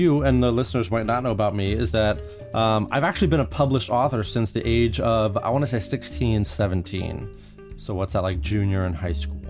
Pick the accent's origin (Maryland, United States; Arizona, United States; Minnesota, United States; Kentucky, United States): Maryland, United States; Columbia; now in New Jersey, United States; I was born in Columbia, Maryland.